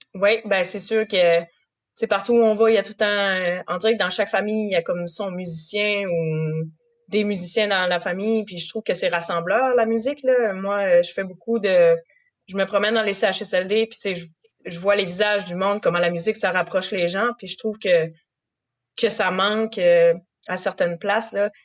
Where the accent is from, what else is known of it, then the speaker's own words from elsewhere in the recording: Saint-Siméon, Quebec, Canada; je suis née en Gaspésie, fait que j'ai toujours porté de la Gaspésie euh, en dedans de moi